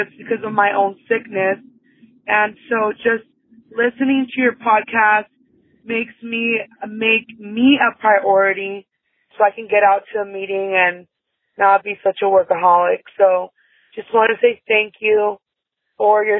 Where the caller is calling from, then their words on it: San Diego, California, United States; I'm calling from San Diego, California